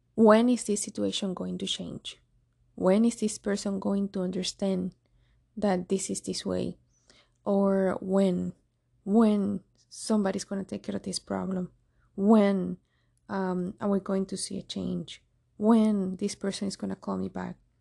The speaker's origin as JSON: {"language": "English", "country": "Cuba", "moved": "yes", "said": "I'm from Cuba."}